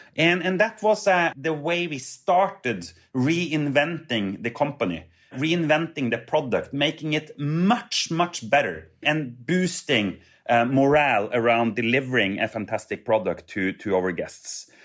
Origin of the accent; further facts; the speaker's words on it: Trondheim, Trøndelag, Norway; I grew up with Hurtigruten uh, in my hometown of Trondheim